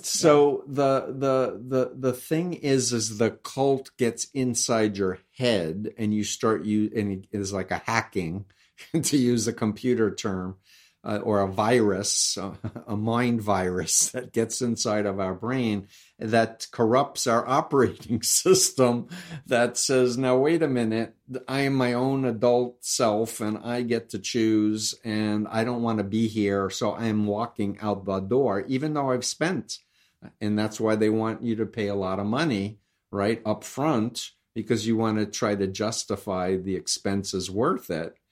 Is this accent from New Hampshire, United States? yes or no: no; New York City, New York, United States; I'm from New York. I grew up one point three miles from him.